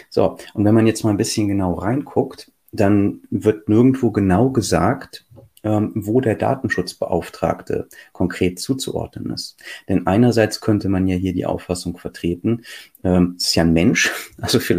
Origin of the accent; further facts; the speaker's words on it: Lower Saxony, Germany; ich, ich spreche jetzt mal ausnahmsweise hier für Niedersachsen, ne, weil ich als Niedersachse immer diese Beispiele direkt vor der Nase habe.